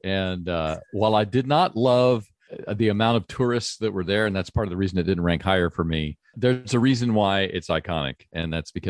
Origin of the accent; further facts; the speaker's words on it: East Coast, United States; moved away; but I'm originally from the East Coast area, got a chance to spend some time there.